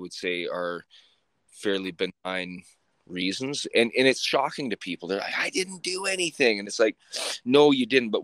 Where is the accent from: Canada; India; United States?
Canada; Sylvan Lake, Alberta; now in Red Deer, Canada; I grew up in Sylvan Lake in a trailer park.